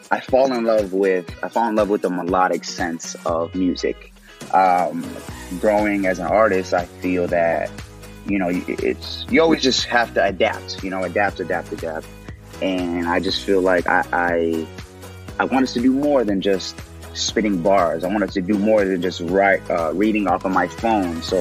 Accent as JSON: {"language": "English", "region": "Illinois", "country": "United States", "also_born_or_lived": "Texas", "said": "I'm from Illinois. I'm from Texas. I say Illinois and Texas because I bounced around a lot as a kid. Um, mm You know, my family's predominantly from the south side of Chicago"}